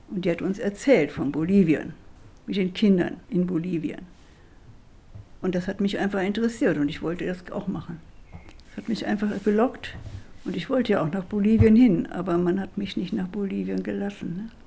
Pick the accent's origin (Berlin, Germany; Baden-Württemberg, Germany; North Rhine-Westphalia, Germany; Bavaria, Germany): North Rhine-Westphalia, Germany; Schwitten; Und ich bin ja in Schwitten groß geworden.